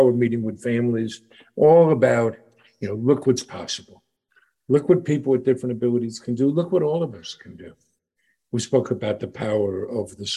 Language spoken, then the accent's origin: English; New York, United States; we're from New York. I grew up here in New York